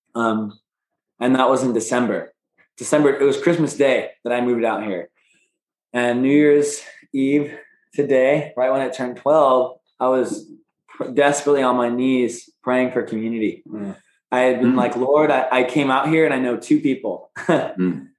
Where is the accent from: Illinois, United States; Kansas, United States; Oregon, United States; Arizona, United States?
Arizona, United States; Phoenix; We're both from Phoenix, Arizona